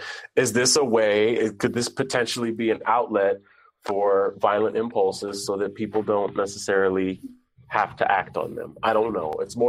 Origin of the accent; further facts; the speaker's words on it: San Francisco, California, United States; I grew up in San Francisco in the 90s, and as did Charlie, so he remembers his time.